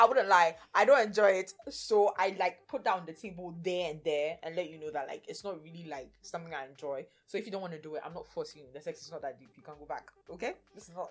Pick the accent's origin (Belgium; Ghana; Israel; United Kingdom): Ghana; being a Ghanaian woman